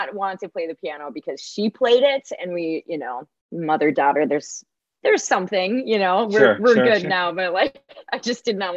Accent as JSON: {"language": "English", "region": "Minnesota", "country": "United States", "tie": "born or raised there", "said": "I grew up in small town Minnesota"}